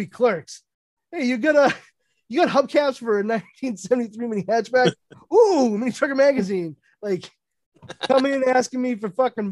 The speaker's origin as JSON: {"language": "English", "town": "Brockton", "region": "Massachusetts", "country": "United States", "tie": "born or raised there", "said": "they're all from my hometown too. Like, we all drive to Randolph from Brockton to work here"}